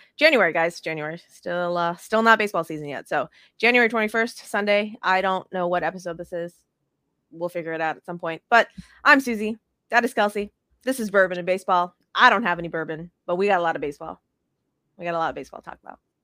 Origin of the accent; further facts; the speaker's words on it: Las Vegas, Nevada, United States; now in South Texas, United States; I'm still, still a Vegas girl at heart